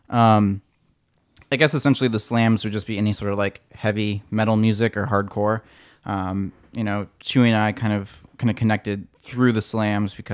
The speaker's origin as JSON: {"language": "English", "region": "Colorado", "country": "United States", "tie": "born or raised there", "moved": "yes", "lives_now": "California, United States", "said": "Born and raised in Colorado."}